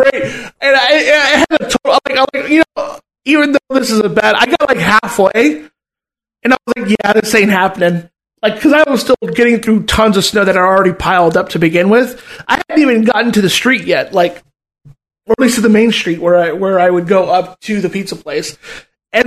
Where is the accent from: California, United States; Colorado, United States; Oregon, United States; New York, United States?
California, United States; Southern; moved away; I'm from fucking SoCal.